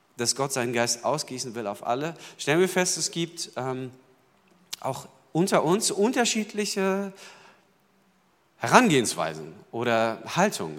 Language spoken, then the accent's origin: German; Berlin, Germany; ich kam dahin als Berliner sozusagen sprachfremd und sachfremd